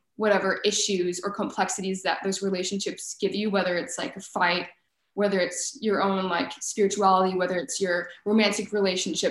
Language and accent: English; Texas, United States; moved away as an adult; now in Chicago, United States; Growing up in Texas, the education system, at least in high school, is very much so cliquey